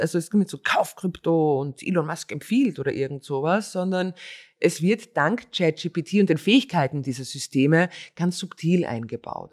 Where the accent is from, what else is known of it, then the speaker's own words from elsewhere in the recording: Styria, Austria; ich bin Steirer